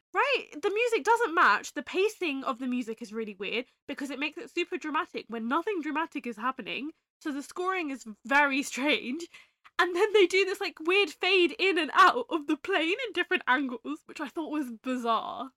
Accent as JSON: {"language": "English", "region": "England", "country": "United Kingdom", "said": "we're English"}